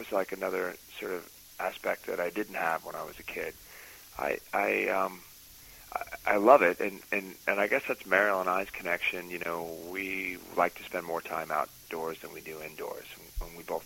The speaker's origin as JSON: {"language": "English", "region": "New York", "country": "United States", "tie": "born or raised there", "said": "a Catholic kid growing up in New York"}